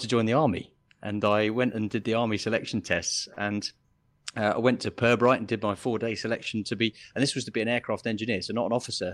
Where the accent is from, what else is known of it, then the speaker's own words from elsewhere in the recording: Biggin Hill, London, United Kingdom; moved away as an adult; I grew up in Biggin Hill